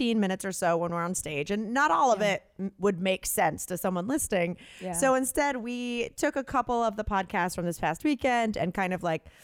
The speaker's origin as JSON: {"language": "English", "region": "North Carolina", "country": "United States", "moved": "yes", "said": "it's my home state"}